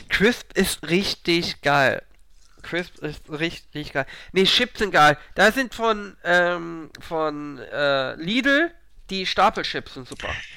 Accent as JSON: {"language": "German", "region": "Hamburg", "country": "Germany", "said": "als Hamburger"}